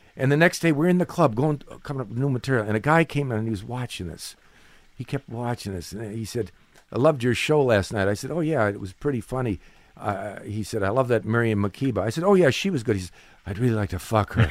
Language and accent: English; Cleveland, Ohio, United States; moved away; I'm from Cleveland, Ohio